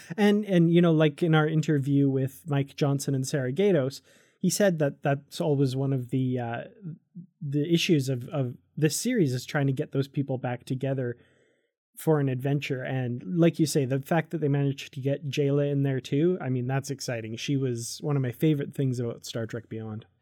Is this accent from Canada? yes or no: yes; Canada; I'm from Canada